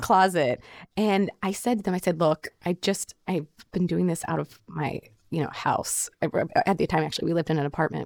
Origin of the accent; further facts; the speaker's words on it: Oklahoma, United States; moved away; the store where I grew up in Oklahoma